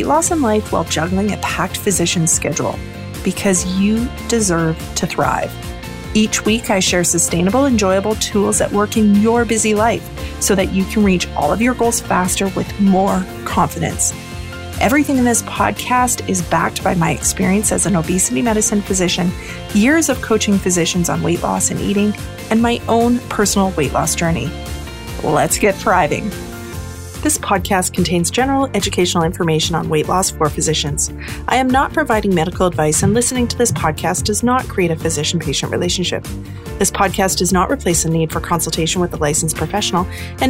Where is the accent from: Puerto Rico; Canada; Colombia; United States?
Canada; Northern Canada; My Northern Canadian heart